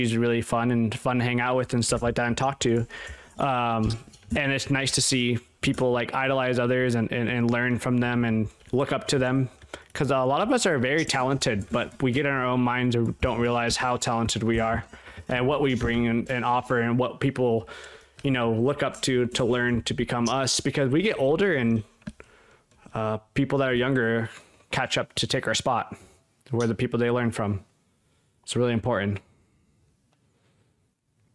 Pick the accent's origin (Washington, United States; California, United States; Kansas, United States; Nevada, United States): California, United States; Los Angeles; I grew up in Hollywood